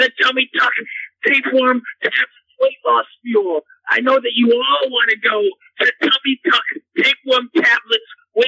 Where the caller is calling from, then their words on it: New York City, New York, United States; I'm calling from New York City.